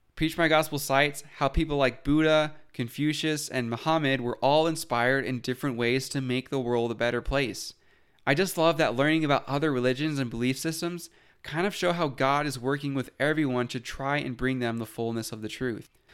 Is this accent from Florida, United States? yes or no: no; Utah, United States; Growing up in Utah, I didn't really think about other religions